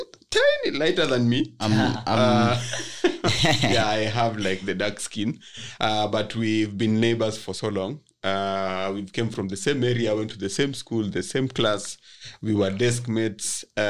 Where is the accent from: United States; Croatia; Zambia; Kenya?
Kenya; Kibera, Nairobi; was born and raised in Kibera, or born and bred in Kibera.